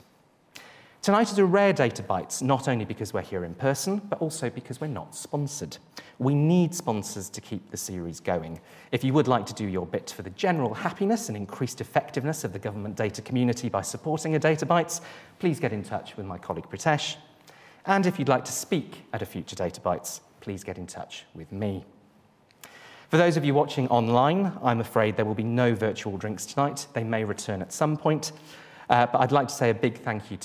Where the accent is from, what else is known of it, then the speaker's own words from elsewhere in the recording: Welsh, Wales, United Kingdom; Being Welsh